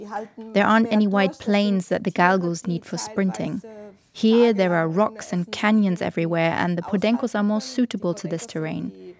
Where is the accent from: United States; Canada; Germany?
Germany; English is a second language; I don't know if that has something to do with the fact that I grew up in Germany.